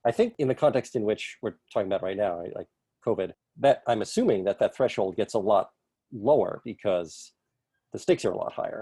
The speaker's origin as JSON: {"language": "English", "town": "New York City", "region": "New York", "country": "United States", "tie": "born or raised there", "said": "I grew up in the Bronx"}